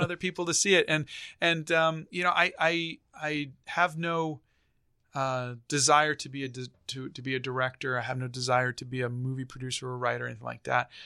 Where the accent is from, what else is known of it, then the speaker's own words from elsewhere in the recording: Bay Area, California, United States; I grew up in the Bay Area.